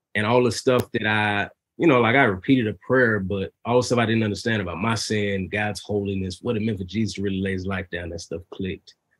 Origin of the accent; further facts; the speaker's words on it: Dallas, Texas, United States; I grew up here in Dallas